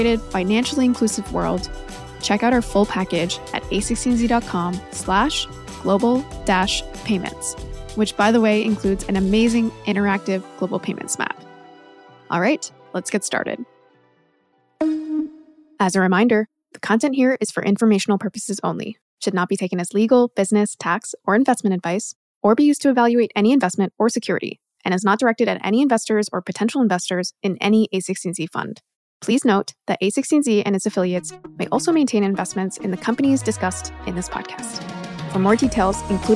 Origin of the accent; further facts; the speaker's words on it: Canada; we're both Canadian.